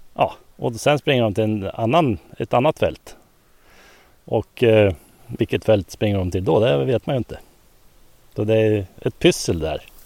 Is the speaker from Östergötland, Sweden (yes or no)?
no; Björkvik, Södermanland, Sweden; jag är ju uppvuxen här så jag har ju varit med sedan barnsben